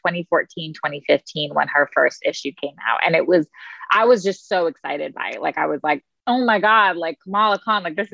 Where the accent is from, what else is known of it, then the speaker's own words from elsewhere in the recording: United States; being a young South Asian person, Muslim person growing up in America